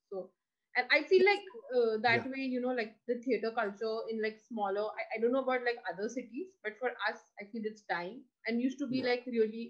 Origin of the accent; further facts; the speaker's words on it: Assam, India; like I'm from Assam